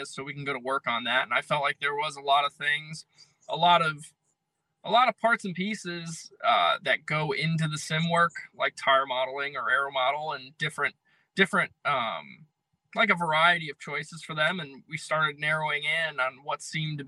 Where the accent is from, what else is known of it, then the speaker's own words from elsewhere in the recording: Connecticut, United States; I'm from Connecticut